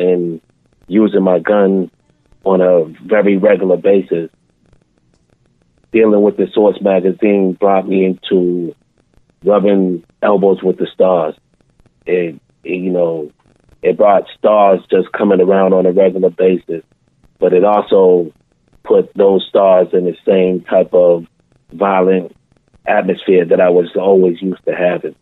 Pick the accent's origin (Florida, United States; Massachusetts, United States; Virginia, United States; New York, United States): Massachusetts, United States; Boston; I was born and raised in Boston, Mass